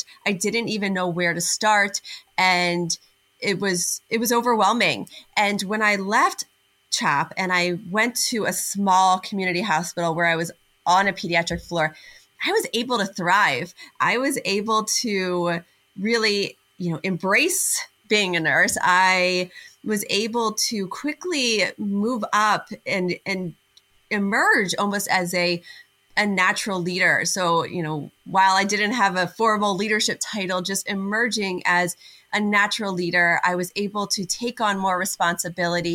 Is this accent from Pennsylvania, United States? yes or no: yes; outside of Philadelphia, Pennsylvania, United States; right about 15 minutes from where I grew up outside of Philadelphia